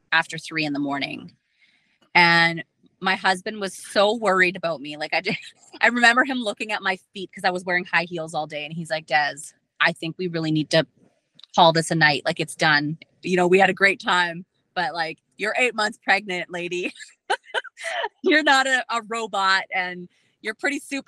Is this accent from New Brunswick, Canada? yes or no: no; Dauphin, Manitoba, Canada; I was at my office sitting at my desk, in Dauphin, in my hometown